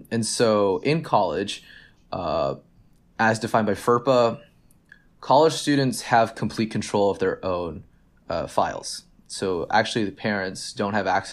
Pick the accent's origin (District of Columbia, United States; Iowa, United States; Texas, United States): Texas, United States; Dallas; I'm from Dallas